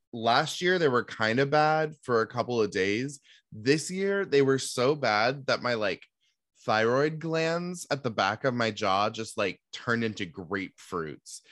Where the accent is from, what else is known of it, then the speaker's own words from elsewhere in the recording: Seattle, Washington, United States; growing up in Seattle